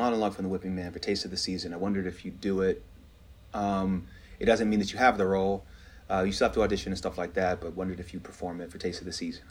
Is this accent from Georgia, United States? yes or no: yes; Georgia, United States; moved away as an adult; I'm still this kid from Georgia